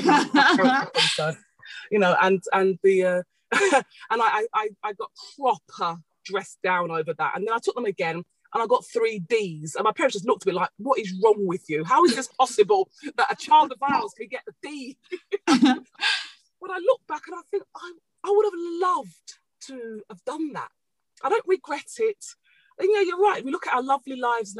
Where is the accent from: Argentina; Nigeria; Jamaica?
Nigeria; now in United Kingdom; I'm Nigerian